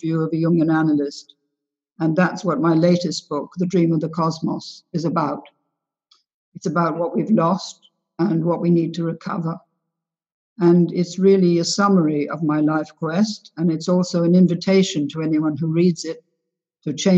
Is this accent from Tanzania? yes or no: no; England, United Kingdom; also born or lived in United States / London; I'm 3/4 American. My mother was American, and my father's mother was American. And I was brought up in England and in America during the war